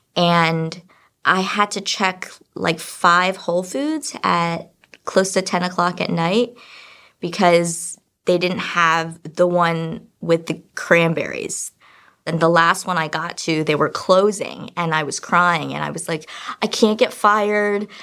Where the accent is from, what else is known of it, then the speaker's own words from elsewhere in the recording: China; I'm also from China